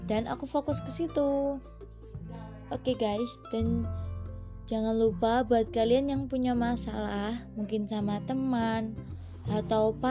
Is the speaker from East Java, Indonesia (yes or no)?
yes; Malang, East Java, Indonesia; accent: Javanese (medok); aku minta maaf ya buat kalian semua yang nggak suka sama logat Jawaku atau logat medok aku karena di Malang itu Jawanya Jawa yang kasar